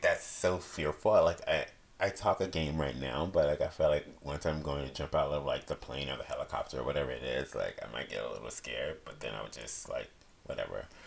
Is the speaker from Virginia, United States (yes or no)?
yes; Virginia, United States; moved away as an adult; now in California, United States; I'm from Virginia